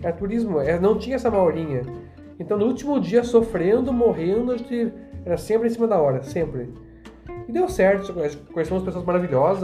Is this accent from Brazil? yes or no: yes; Brazil; eu sou brasileiro, eu tenho cidadania polonesa